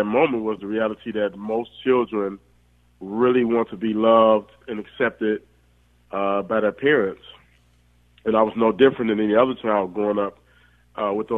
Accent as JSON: {"language": "English", "town": "Detroit", "region": "Michigan", "country": "United States", "tie": "born or raised there", "said": "I grew up in Detroit, I mean, it was a great community"}